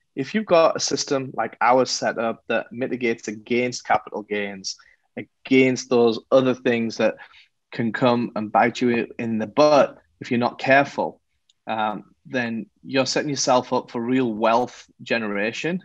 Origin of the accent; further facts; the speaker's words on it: England, United Kingdom; moved away as an adult; now in Los Angeles, United States; I'm not from America. So I was uh, born and raised in England